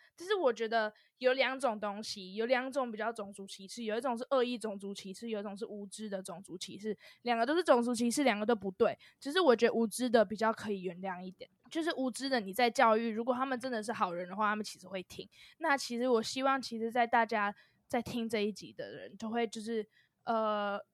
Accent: Taiwan; now in United Kingdom; 我也是台湾人啊，我在 ，我在台湾土生土长长大

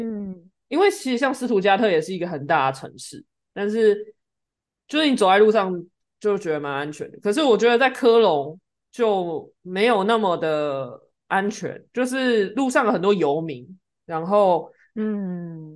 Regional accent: Taiwan; now in Germany

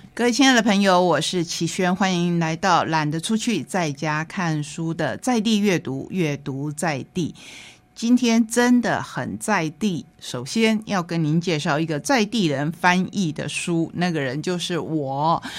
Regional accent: Taitung County, Taiwan; 他是我们台东人

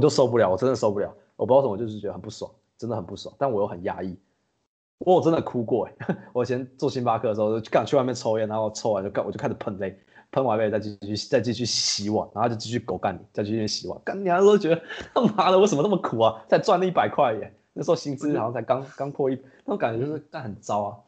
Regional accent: Taiwan; moved away as an adult; now in Singapore; 因为我是台湾人

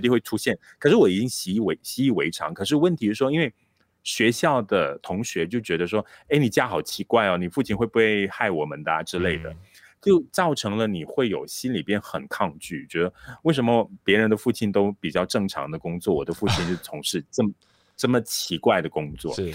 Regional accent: Malaysia; 这个项羽山，呃，虽然它是我成长的地方，我家乡的这个非常重要的一座地标

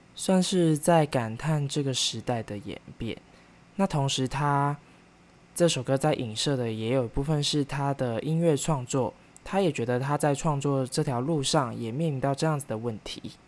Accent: Kaohsiung, Taiwan; moved away as an adult; also born or lived in Taipei; 高雄，也是我的家乡

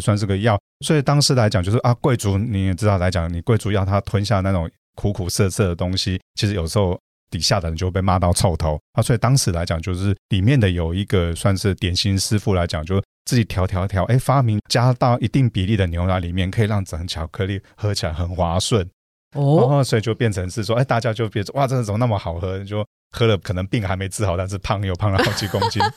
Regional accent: Taiwan; 我们很可爱的台湾人也在那边创造出一个台湾的奇迹

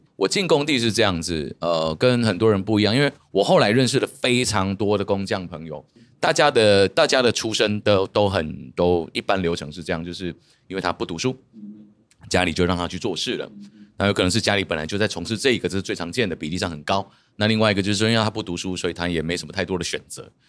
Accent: Changhua County, Taiwan; also born or lived in Xindian, New Taipei; now in New Taipei, Taiwan; 我是彰化人啊，我是彰化人，啊。我在彰化也住，住乡，乡下中的乡下。来到台北之后，本来台北市就是我们住不起的区域啦。嗯。就我们就住在新北，嗯。我就，我就住在新店

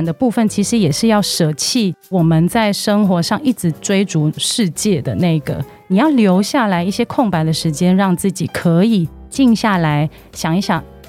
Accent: Hong Kong; moved away as an adult; now in Taiwan; 我其实是香港人，我之前在香港珠宝公司做行销创意的工作，然后有七年

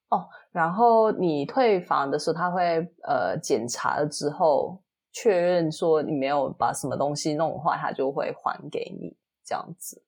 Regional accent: Singapore; 我是新加坡人嘛

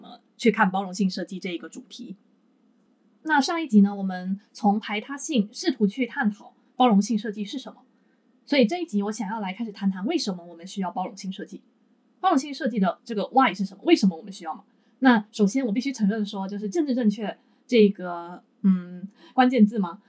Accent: Taiwan; now in Japan; 我原本是作为台湾人置身于台湾这一的主，主流的，你说族群也好的一个社会里面

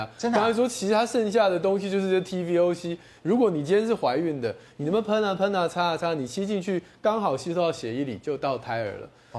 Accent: Taiwan; 我们台湾

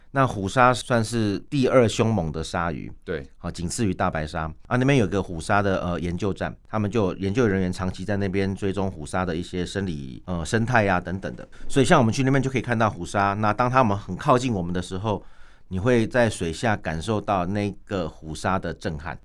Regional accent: Taiwan; 我们台湾人

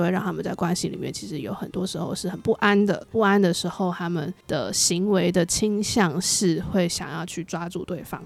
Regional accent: Kaohsiung, Taiwan; moved away; 我们都是高雄人

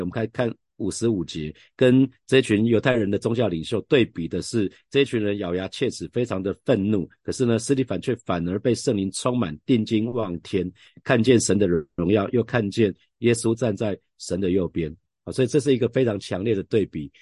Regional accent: Taiwan; 我们常讲，台语

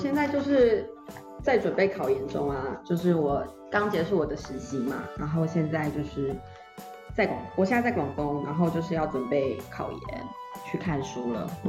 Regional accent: Yilan County, Taiwan

